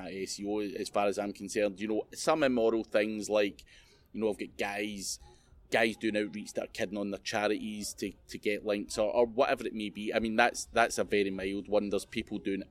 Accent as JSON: {"language": "English", "region": "Scotland", "country": "United Kingdom", "said": "being Scottish"}